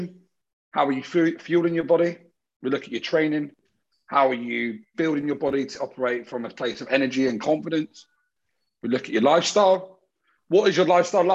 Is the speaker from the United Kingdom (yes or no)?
yes; Brighton, South East England, United Kingdom; moved away as an adult; now in Sydney, Australia; I'm from Brighton in the UK, which is down south.